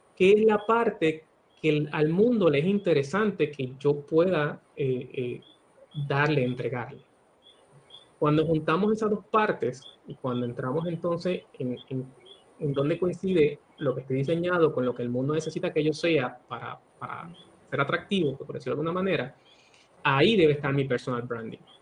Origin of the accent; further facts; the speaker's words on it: Barceloneta, Puerto Rico; moved away as an adult; also born or lived in Mayagüez, Puerto Rico / San Juan, Puerto Rico / Pennsylvania / Florida; now in Panama; yo nací y me crié en Puerto Rico, eh, principalmente en Barceloneta